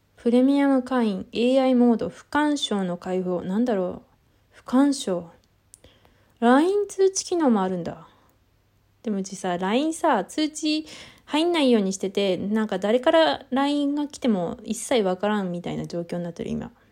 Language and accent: Japanese; Tohoku, Japan; accent: Tohoku-ben; 自分の東北弁を聞くと、なんかね、東北弁っていう認識じゃないから、ほら、なんか、こう、何、ネイティブだからね